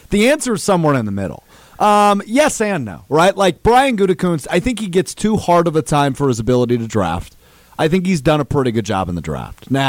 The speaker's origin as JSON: {"language": "English", "town": "Green Bay", "region": "Wisconsin", "country": "United States", "tie": "born or raised there", "lives_now": "Madison, United States", "said": "born and raised in Green Bay."}